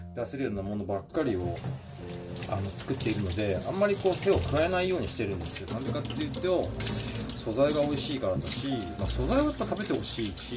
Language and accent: Japanese; Ibaraki, Japan; 味噌もまあ茨城のあのまああの地元のね僕の地元の味噌蔵さん味噌蔵の味噌だし